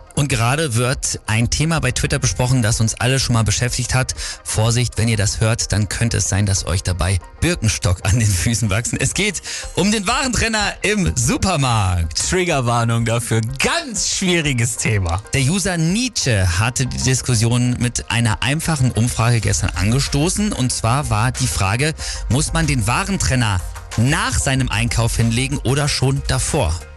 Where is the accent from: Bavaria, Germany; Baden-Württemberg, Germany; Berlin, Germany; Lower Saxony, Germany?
Lower Saxony, Germany; East Frisia; das wusste selbst ich als Ostfriese nicht, aber wie pragmatisch wir Ostfriesen sind